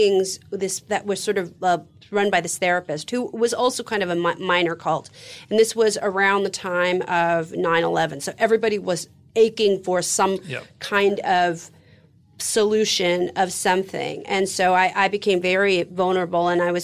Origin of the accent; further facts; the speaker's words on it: San Francisco, California, United States; I'm from San Francisco, 70s